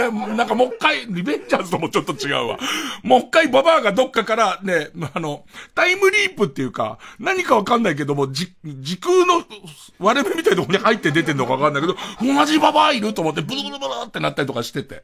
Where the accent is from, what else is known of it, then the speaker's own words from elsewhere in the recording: Tokyo, Japan; 荒川区の、俺の、その、うと、生まれ育った、まあ、荒川遊園